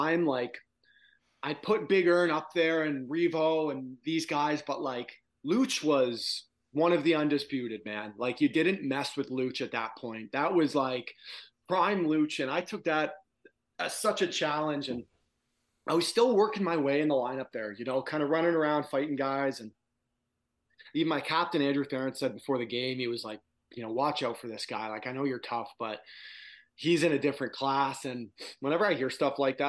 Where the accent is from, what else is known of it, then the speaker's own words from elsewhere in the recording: Toronto, Ontario, Canada; since I was a kid growing up in Toronto